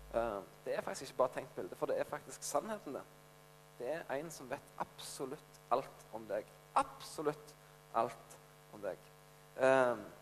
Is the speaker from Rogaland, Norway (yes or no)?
yes; Ryfylke, Rogaland, Norway; Jeg kommer ikke bare fra Ryfylke, jeg kommer fra den fineste plassen i Ryfylke, fra Fågen